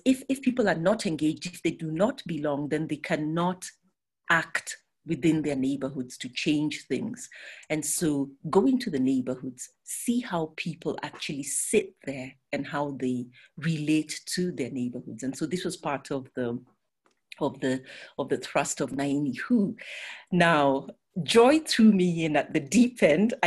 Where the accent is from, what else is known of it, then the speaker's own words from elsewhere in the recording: Nairobi, Kenya; I grew up in Nairobi